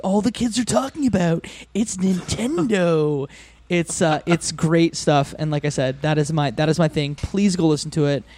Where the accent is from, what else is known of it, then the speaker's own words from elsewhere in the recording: Windsor, Ontario, Canada; I grew up in Windsor, Ontario